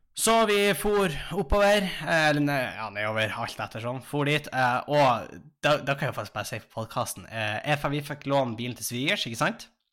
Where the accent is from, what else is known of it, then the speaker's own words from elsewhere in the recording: Tjongsfjord, Nordland, Norway; moved away as an adult; now in Tromsø, Norway; jeg satt jo hjemme i Tjongsfjord